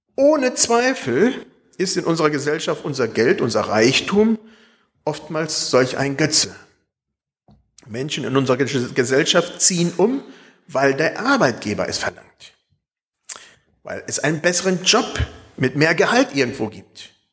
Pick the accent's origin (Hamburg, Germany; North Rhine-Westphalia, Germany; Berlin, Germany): North Rhine-Westphalia, Germany; Espelkamp; moved away; Als ich als Kind in Espelkamp wohnte